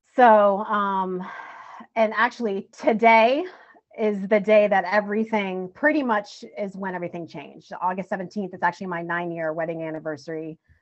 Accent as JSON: {"language": "English", "town": "Bridgeport", "region": "Connecticut", "country": "United States", "tie": "born or raised there", "said": "lived in Bridgeport, Connecticut, till I was 16"}